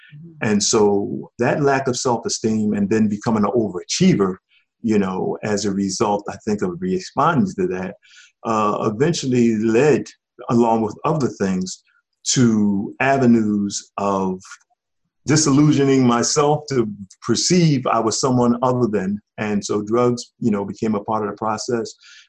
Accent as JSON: {"language": "English", "town": "Philadelphia", "region": "Pennsylvania", "country": "United States", "tie": "born or raised there", "said": "Well, I had a wonderful upbringing. It was back in the day where you had true community in our African community."}